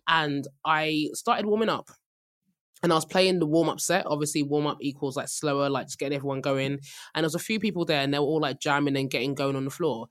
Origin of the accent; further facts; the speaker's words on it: Nigeria; as a Nigerian